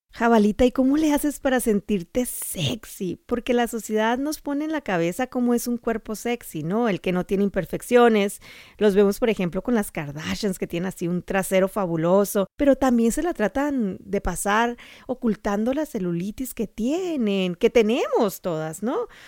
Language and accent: Spanish; Sonora, Mexico; moved away; mi tierra cálida de Sonora